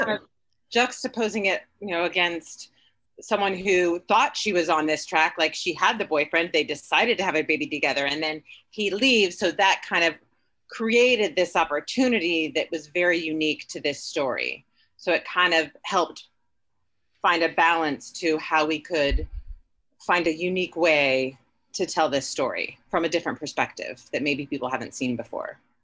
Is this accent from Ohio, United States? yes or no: yes; Dayton, Ohio, United States; also born or lived in New York; now in Los Angeles, United States; I'm from Dayton